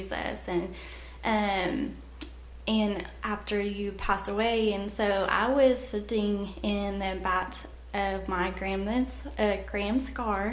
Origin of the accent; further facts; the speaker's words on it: Maysville, Oklahoma, United States; So I grew up in Maysville, Oklahoma.